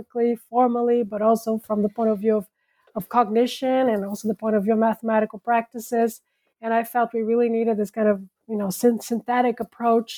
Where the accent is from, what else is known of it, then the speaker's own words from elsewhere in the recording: São Paulo, Brazil; moved away as an adult; also born or lived in France; I was born and raised in Brazil